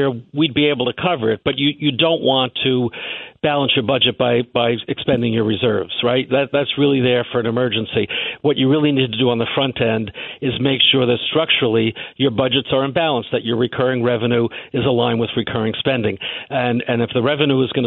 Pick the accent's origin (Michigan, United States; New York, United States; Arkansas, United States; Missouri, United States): New York, United States; I'm born and raised in New York. I don't intend to live anywhere else